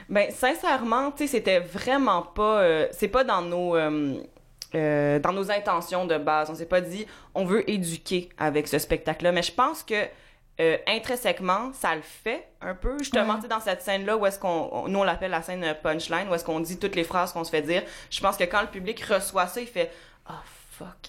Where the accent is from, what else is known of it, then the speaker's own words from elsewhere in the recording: Montreal, Quebec, Canada; also born or lived in Bromont; je suis né à Ville-la-Salle